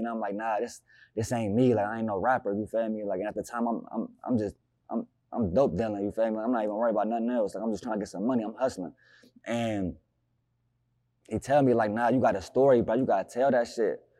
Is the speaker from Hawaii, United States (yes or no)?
no; Newark, Ohio, United States; I'm from Newark